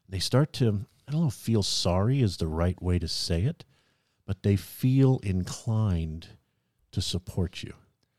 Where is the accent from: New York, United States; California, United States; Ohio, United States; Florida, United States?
California, United States; Right. Well, I am from California.